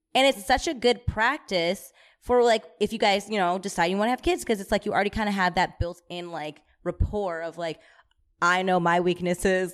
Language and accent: English; Michigan, United States; I'm from Michigan